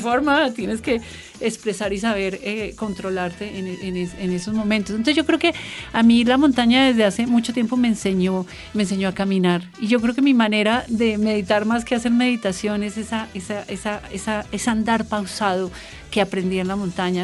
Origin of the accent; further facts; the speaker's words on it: Bogotá, Bogotá Capital District, Colombia; yo soy bogotana y hablo diferente